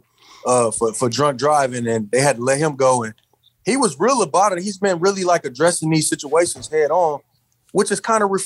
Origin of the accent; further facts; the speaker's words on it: Michigan, United States; I'm from Michigan